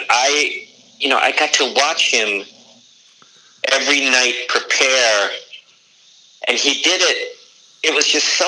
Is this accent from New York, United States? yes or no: no; Detroit, Michigan, United States; also born or lived in Warsaw, Indiana; And I grew up